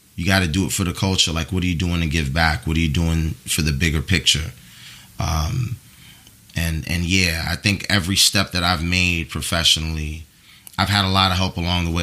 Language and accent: English; New York City, New York, United States; I was raised in the Bronx